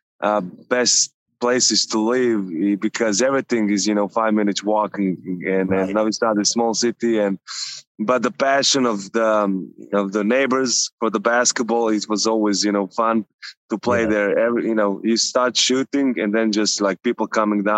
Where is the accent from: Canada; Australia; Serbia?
Serbia; Novi Sad, Vojvodina; moved away; So the area where I grew up, Lehman